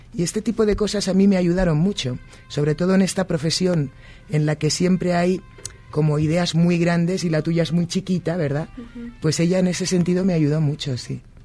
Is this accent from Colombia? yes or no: no; Spain; now in United States; Yo que soy española y vivo en los Estados Unidos